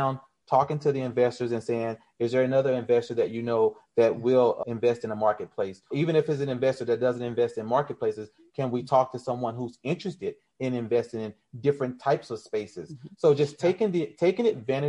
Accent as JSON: {"language": "English", "region": "Arkansas", "country": "United States", "tie": "born or raised there", "moved": "yes", "said": "growing up in Arkansas for the short time that I did"}